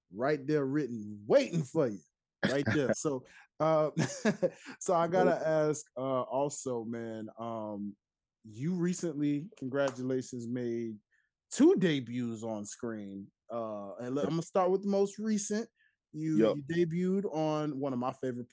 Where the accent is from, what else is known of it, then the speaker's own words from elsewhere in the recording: Tennessee, United States; now I'm from Tennessee